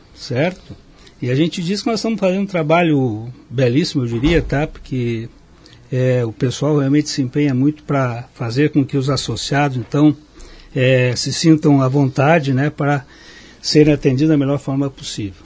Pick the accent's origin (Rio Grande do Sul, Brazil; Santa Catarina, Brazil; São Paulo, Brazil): Santa Catarina, Brazil; Lages; also born or lived in Joinville / Curitiba; Voltei para minhas raízes em Lages, eu sou de Lages